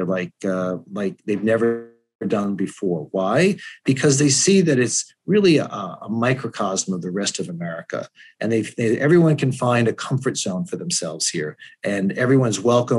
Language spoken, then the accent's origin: English; Connecticut, United States; moved away as an adult; also born or lived in Boston, Massachusetts / Florida; now in Fort Lauderdale, United States; I'm originally from Connecticut. I was born there and went to college at Boston University